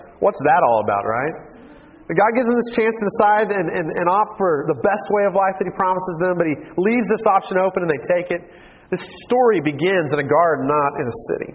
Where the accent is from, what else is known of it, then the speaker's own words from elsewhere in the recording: Dallas, Texas, United States; also born or lived in Allen, Texas; I grew up in Dallas in my high school years